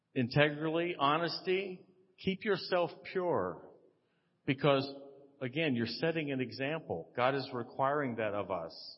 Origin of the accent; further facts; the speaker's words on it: Texas, United States; I'm from Texas